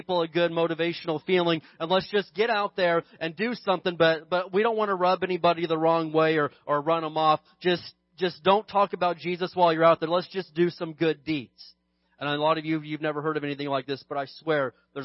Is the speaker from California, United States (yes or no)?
yes; California, United States; I'm more proud of being a Christian than I am being a Californian